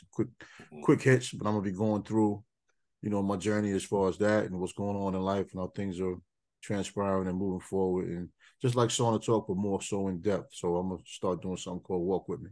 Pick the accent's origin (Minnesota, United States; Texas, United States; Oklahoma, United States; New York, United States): New York, United States; growing up in New York